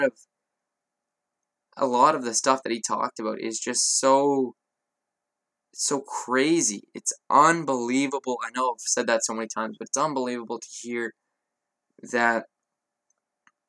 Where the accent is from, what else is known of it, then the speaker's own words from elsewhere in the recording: Canada; I'm Canadian